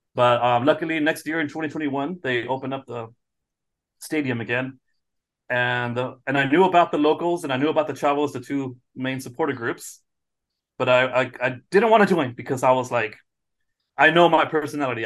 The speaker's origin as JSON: {"language": "English", "town": "San Diego", "region": "California", "country": "United States", "also_born_or_lived": "Malmö, Sweden", "said": "I'm from San Diego"}